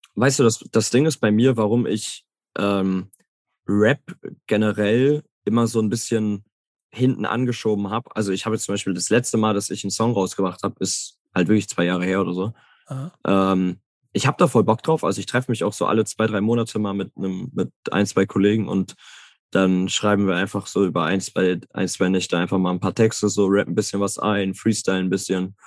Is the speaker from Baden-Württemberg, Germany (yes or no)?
no; Herne, North Rhine-Westphalia, Germany; Ich komme aus Herne, ist, ist direkt in der Nähe, 20 Minuten